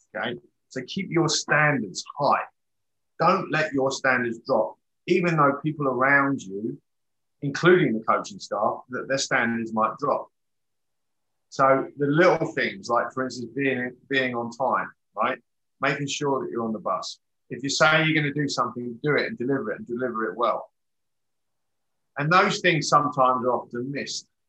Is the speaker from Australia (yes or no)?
no; England, United Kingdom; moved away as an adult; I'm English.